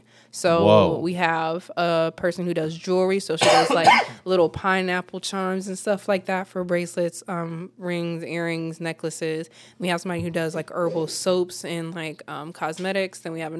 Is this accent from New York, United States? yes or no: no; Cleveland, Ohio, United States; also born or lived in Virginia; I'm originally from Cleveland, but military brat, so we just been jumping.